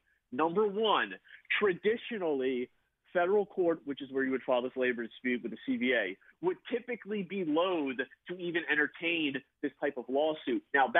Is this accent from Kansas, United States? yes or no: no; New Jersey, United States; you know, 37, I grew up in South Jersey, I've had season tickets for 20 years